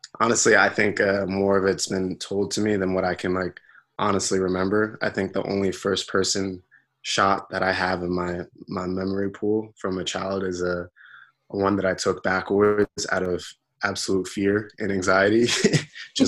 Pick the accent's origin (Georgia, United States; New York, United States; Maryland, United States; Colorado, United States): New York, United States; New York City; also born or lived in Brooklyn; Lower East Side, where I'm born and raised pretty much all my life. I was born in Brooklyn